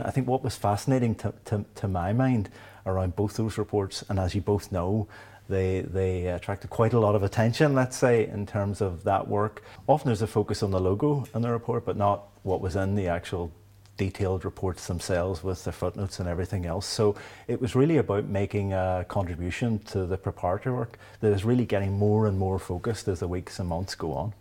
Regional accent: Derry, Northern Ireland, United Kingdom; growing up in Derry in the seventies and eighties

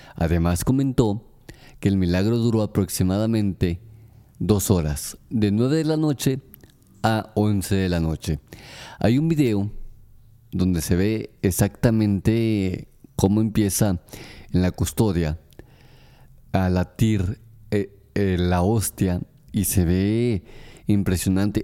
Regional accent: Aguascalientes, Mexico; Aguascalientes, mi ciudad natal, mi estado natal

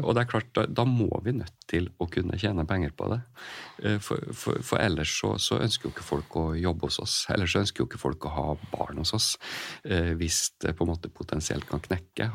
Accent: Kristiansund, Møre og Romsdal, Norway; moved away as an adult; now in Sarpsborg, Norway; jeg er jo opprinnelig fra Kristiansund

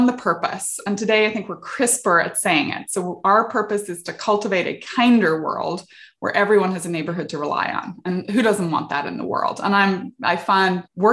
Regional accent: Northern Ireland, United Kingdom; moved away as an adult; also born or lived in England / South Africa / Silicon Valley; now in California, United States; I grew up in the UK, I grew up in Northern Ireland during the Troubles.

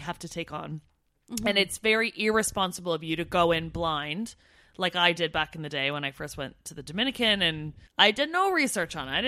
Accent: Canada; now in United Kingdom; as a Canadian Brit

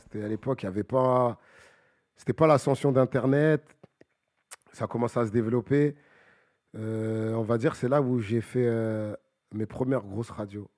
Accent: Bagneux, Île-de-France, France; je viens de Bagneux

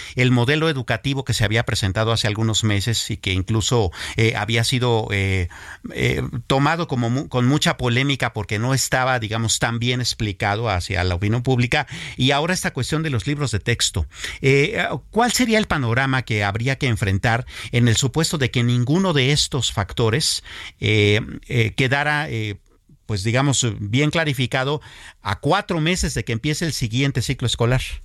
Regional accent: Mexico; cosas que nos impactan a nosotros todos como mexicanos

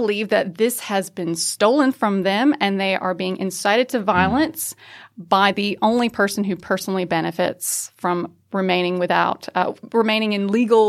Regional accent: North Carolina, United States; North Carolina is something of a bellwether, and I don't say that just because I am from North Carolina.

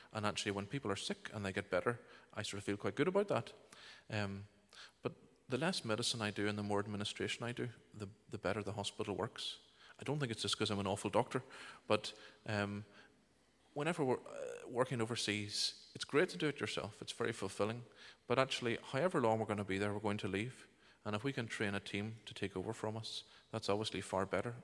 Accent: Bangor, Northern Ireland, United Kingdom; moved away as an adult; now in Uganda; I was born and reared in Bangor here

